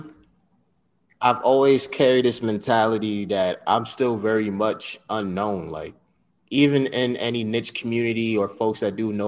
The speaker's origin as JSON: {"language": "English", "area": "Westchester County", "region": "New York", "country": "United States", "tie": "born or raised there", "also_born_or_lived": "Bronx, New York", "said": "Proud Westchester County, New York native"}